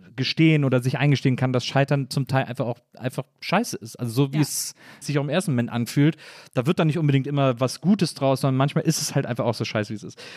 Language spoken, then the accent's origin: German; Wesseling, North Rhine-Westphalia, Germany; aus dem Ort, wo ich herkomme